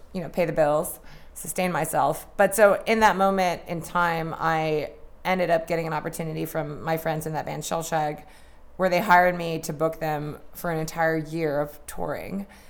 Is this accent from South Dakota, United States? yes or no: no; Eureka, California, United States; also born or lived in Washington, D.C.; I grew up in Eureka, put on shows in Eureka